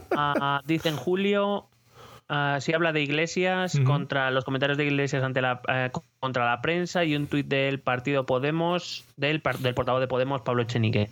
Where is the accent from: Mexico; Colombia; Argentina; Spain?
Spain; Madrid, Community of Madrid; como madrileño pido una piedad que no nos van a conceder